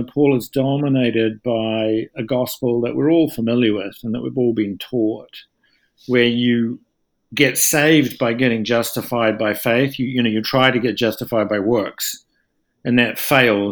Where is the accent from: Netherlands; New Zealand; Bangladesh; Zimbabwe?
New Zealand; moved away as an adult; also born or lived in Toronto, Canada / Dunedin, New Zealand / London, United Kingdom; now in United States; I am originally from New Zealand